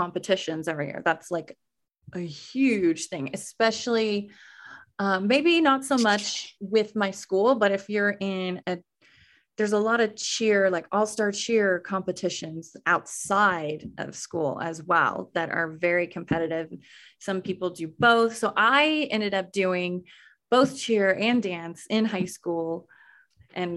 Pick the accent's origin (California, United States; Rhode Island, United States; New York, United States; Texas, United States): Texas, United States; Weatherford; moved away as an adult; I grew up in Weatherford, Texas